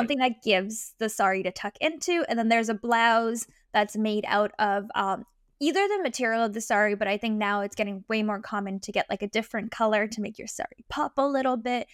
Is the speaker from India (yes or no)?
yes; India; As an Indian, I'm very proud